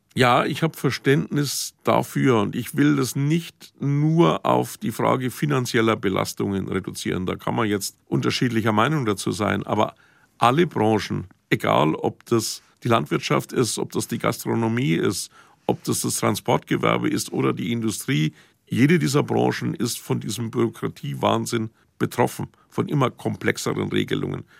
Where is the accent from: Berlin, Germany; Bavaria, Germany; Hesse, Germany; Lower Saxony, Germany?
Bavaria, Germany; Franconia; bei uns in Franken